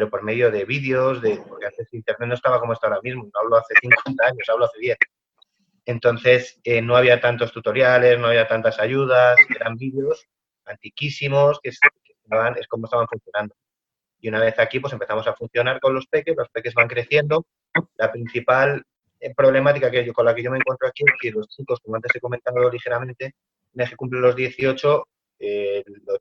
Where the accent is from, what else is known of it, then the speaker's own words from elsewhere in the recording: Madrid, Community of Madrid, Spain; now in Cuenca, Spain; pues sí, yo vengo, vengo de Madrid, me, iba, me iba a trasladar aquí a Cuenca